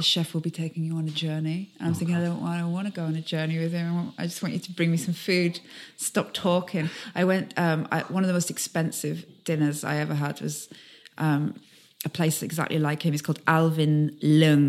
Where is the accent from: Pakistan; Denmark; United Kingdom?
United Kingdom; Carlisle, North West England; I'm from Carlisle